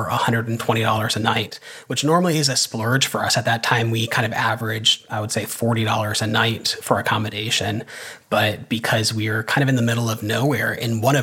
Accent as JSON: {"language": "English", "country": "United States", "said": "as an American"}